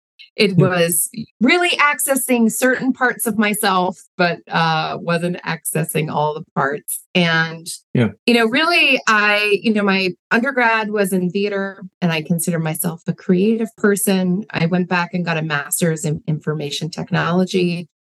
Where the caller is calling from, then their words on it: Madison, Wisconsin, United States; I'm calling from the Midwest, the United States, in Madison, Wisconsin.